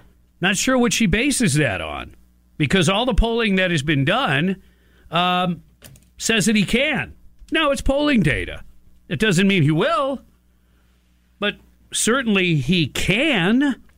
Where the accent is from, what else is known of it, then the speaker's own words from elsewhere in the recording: United States; That's what people forget because we're American.